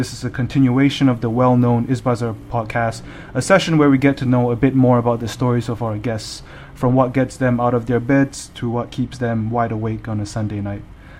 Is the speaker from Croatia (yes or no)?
no; Malaysia; now in Abu Dhabi, United Arab Emirates; I am Malaysian, born and bred, and I am a rising senior pursuing a major in economics and finance at New York University in Abu Dhabi.